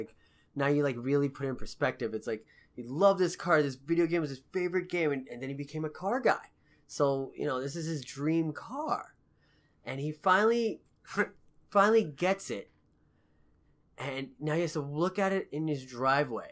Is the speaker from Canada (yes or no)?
yes; Canada; I'm still Canadian